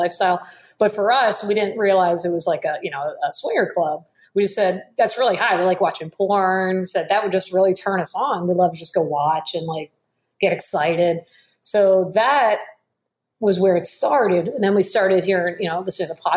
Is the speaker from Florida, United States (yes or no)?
yes; Miami, Florida, United States; moved away; I'm originally from Miami